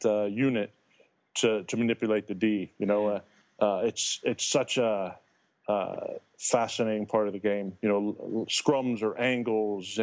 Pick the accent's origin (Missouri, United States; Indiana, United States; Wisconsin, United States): Indiana, United States; Being an Indiana boy